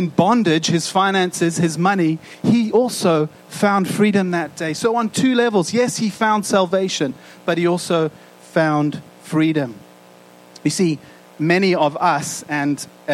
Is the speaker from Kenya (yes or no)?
no; South Africa; moved away; growing up in South Africa